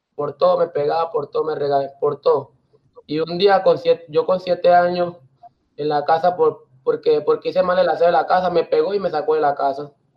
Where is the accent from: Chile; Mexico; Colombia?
Colombia; Carepa, Antioquia; also born or lived in Riohacha, La Guajira; Yo soy de Hacha, de Hacha, La Guajira. Pues soy criado en, Carepa, Antioquia